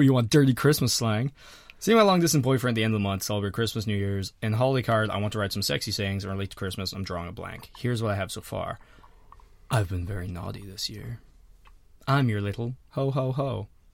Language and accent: English; Ireland; moved away; I'm from Harlem